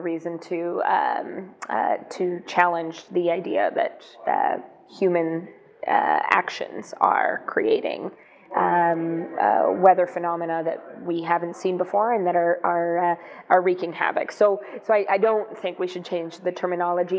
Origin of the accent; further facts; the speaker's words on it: Thompson, Manitoba, Canada; first language Greek; English is a second language; So I was born and raised in Thompson in northern Manitoba, a mining town